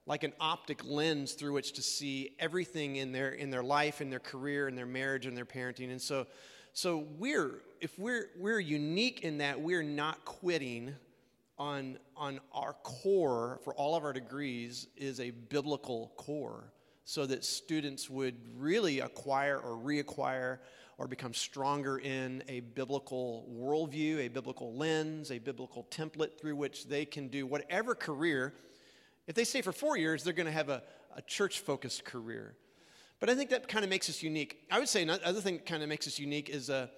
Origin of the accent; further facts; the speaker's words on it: Illinois, United States; moved away as an adult; also born or lived in Oregon / Colorado / Texas; I'm from Illinois originally